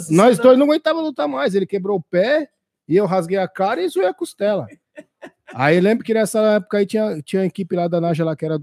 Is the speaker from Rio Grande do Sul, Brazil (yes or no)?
no; São Paulo, Brazil; born there; now in Osasco, Brazil; eu sou de São, eu sou paulista, né? Nasci na Zona Leste, São Mateus.